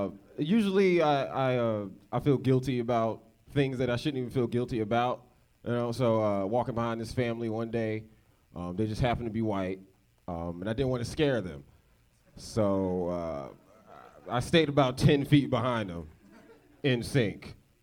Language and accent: English; Northern Virginia, United States; moved away as an adult; now in Los Angeles, United States; I'm from Virginia.